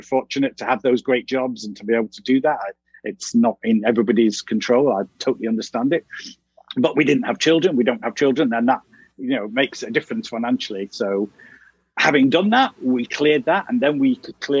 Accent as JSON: {"language": "English", "town": "Manchester", "region": "North West England", "country": "United Kingdom", "also_born_or_lived": "London", "moved": "as an adult", "said": "I'm from Manchester in the north of England"}